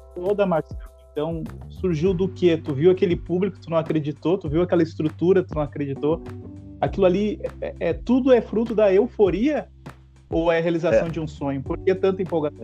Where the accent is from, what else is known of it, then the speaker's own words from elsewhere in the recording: Rio Grande do Sul, Brazil; eu fui em lugares fora do Rio Grande do Sul e eu falei, eu sou gaúcho